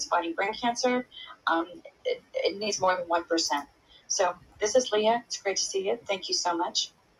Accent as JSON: {"language": "English", "region": "Texas", "country": "United States", "said": "as a Texan"}